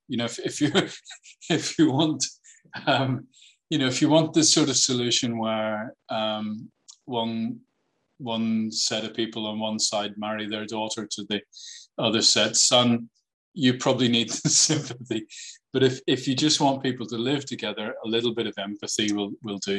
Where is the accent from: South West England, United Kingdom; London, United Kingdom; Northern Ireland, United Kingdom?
Northern Ireland, United Kingdom; I grew up in Northern Ireland